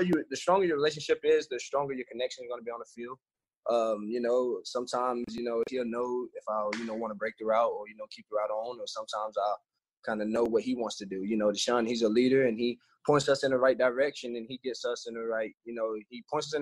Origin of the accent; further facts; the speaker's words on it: Georgia, United States; now in Houston, United States; we're from Georgia. We live in Georgia